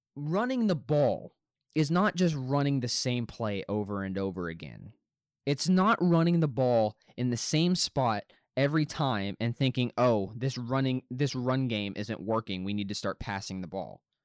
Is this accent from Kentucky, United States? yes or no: no; North Little Rock, Arkansas, United States; I'm personally from North Little Rock myself